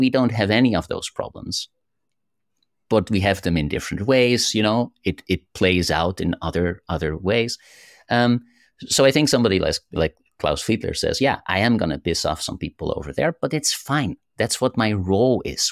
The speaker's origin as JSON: {"language": "English", "country": "Netherlands", "said": "I'm from the Netherlands, we are so direct"}